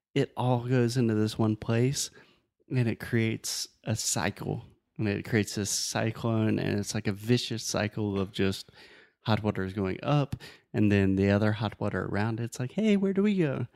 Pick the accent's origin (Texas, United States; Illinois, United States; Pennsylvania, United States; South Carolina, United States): South Carolina, United States; Spartanburg; moved away; I was born and raised in South Carolina, but I was born in a little city called Spartanburg, South Carolina